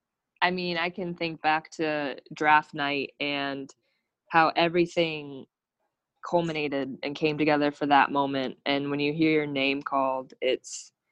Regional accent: Phoenix, Arizona, United States; I was born in Phoenix, Arizona

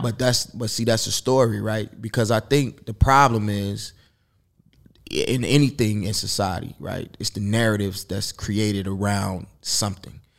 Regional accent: Chicago, Illinois, United States; now in Los Angeles, United States; I'm from Chicago

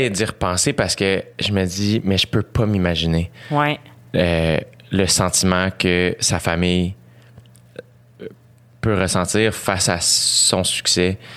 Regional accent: Quebec, Canada; Je suis canadienne, québécoise, évidemment, mais je suis aussi guatémaltèque.

